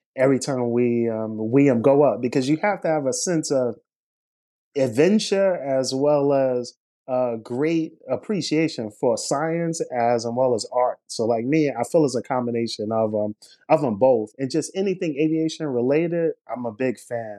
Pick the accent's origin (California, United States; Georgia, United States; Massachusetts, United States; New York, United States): New York, United States; New York City; I was born in Brooklyn, New York, here, and throughout my formative years, as well as high school years, I was very much interested in aviation. So growing up in Brooklyn